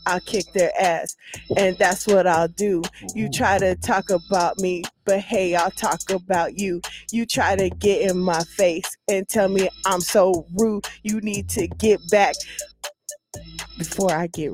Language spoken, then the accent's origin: English; Union City, California, United States; I'm from the Bay. Union City, California